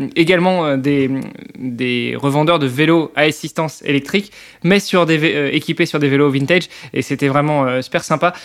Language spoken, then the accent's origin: French; Normandy, France